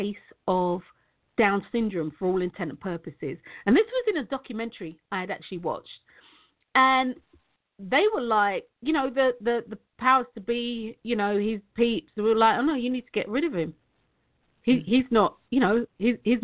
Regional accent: London, United Kingdom; I'm from Tottenham. I used to live at the entrance. I didn't live on it, though, but I used to live at the entrance of the farm.

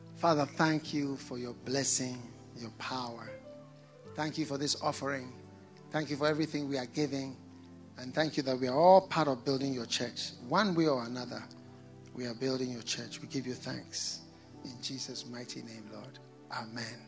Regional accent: Ghana; also born or lived in Osogbo, Nigeria (ancestry) / Ogbomosho, Nigeria (ancestry)

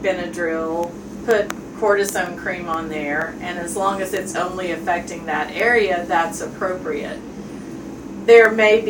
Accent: Jefferson City, Tennessee, United States; also born or lived in St. Louis, Missouri / Norfolk, Virginia / Chicago, Illinois; I grew up in Jefferson City and went to the University of Tennessee for college

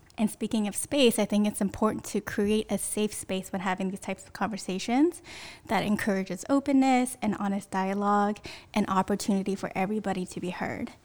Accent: Sunnyvale, California, United States; I grew up in Sunnyvale, which is down in the South Bay.

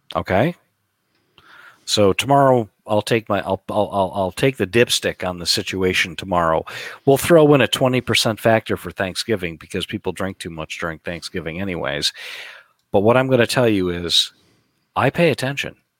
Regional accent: United States; we're American

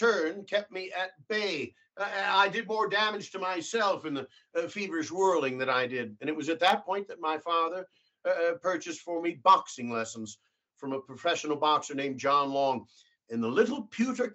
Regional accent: Chicago, Illinois, United States; I'm a kid from Chicago, of German origin

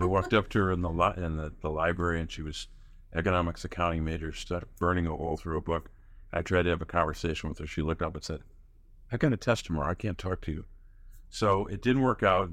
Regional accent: Scranton, Pennsylvania, United States; I grew up in Scranton, Pennsylvania, which I, where I still live

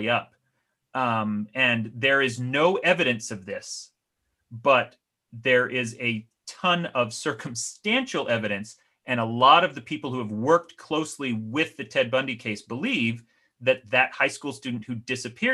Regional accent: Salt Lake City, Utah, United States; I grew up in Salt Lake City, Utah

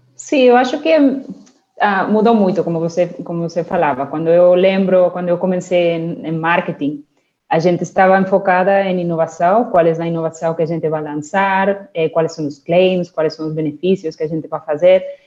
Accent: Barcelona, Catalonia, Spain; Portuguese is a second language; moved away as an adult; also born or lived in United Kingdom; now in Brazil; Yo comencé mi carrera en España, en Barcelona, son eh, soy nacida en Barcelona

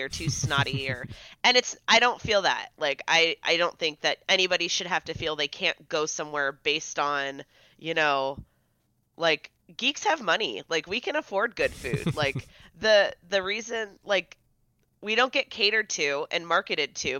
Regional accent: San Diego, California, United States; moved away; I grew up in San Diego

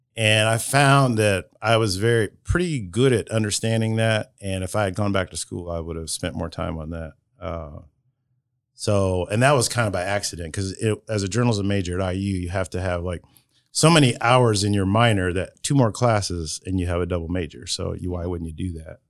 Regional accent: Marion, United States; I was born in Marion General Hospital

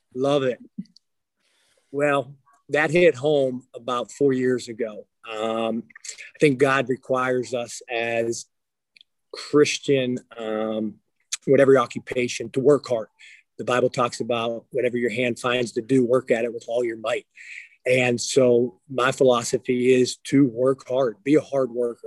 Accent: Aliquippa, Pennsylvania, United States; I grew up outside of Pittsburgh, Pennsylvania. So uh, Aliquippa was the town I grew up in.

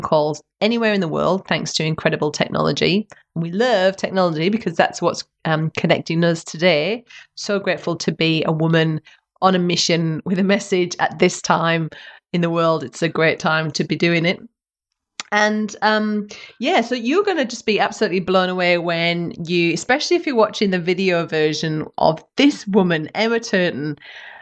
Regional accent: Western Australia, Australia; WA, my home state

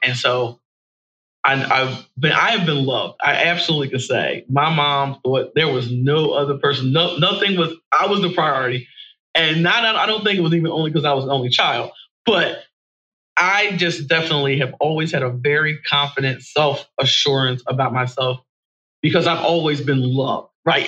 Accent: Horsham, Pennsylvania, United States; born or raised there; also born or lived in Philadelphia, Pennsylvania

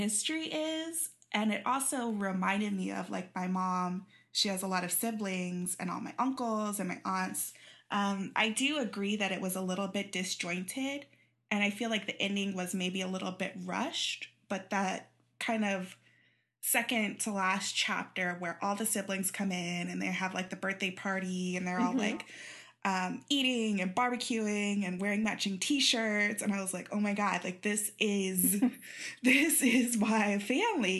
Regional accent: Kansas City, Missouri, United States; now in Southern California, United States; I grew up in Kansas City.

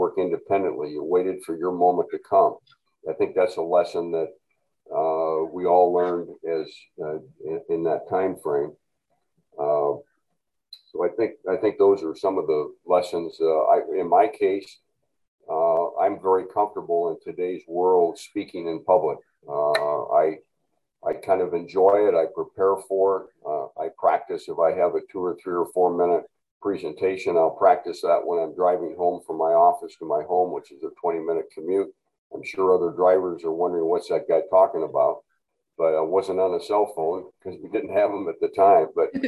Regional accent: Walcott, Iowa, United States; But as a single child growing up in Walcott, Iowa.

